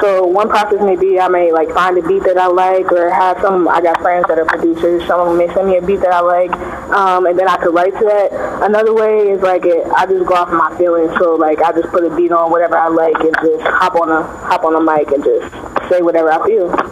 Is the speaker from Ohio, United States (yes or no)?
yes; Cincinnati, Ohio, United States; I'm from Cincinnati. Uh, I've been in Cincinnati